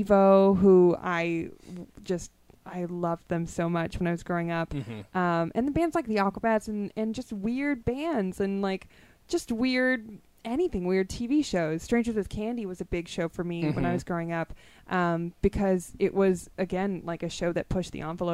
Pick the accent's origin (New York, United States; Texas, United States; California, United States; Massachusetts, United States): California, United States; Los Angeles; I grew up in North Hollywood